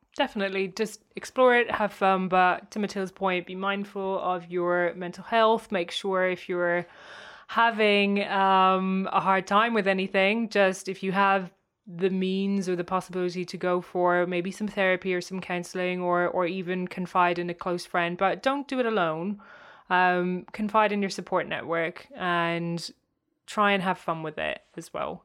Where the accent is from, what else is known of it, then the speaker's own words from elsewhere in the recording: Cork, Munster, Ireland; moved away as an adult; also born or lived in San Francisco, United States; now in London, United Kingdom; my hometown, um, which is Cork in Ireland